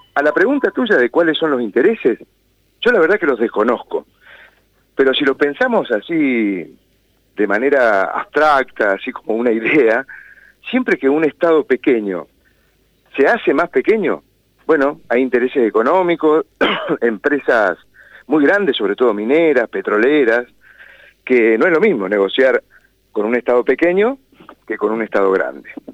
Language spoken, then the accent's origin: Spanish; Mendoza, Argentina; los mendocinos